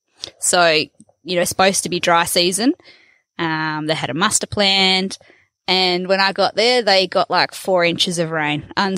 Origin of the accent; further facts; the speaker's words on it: near Wagin and Dumbleyung, southwest Western Australia wheatbelt, Australia; now in Kununurra, Australia; I hail from the southwest corner of WA in the wheat belt, down near Wagen and Dumbuyung. So traditionally a sheep and wheat farming area, quite a nice productive area down there, fairly safe country.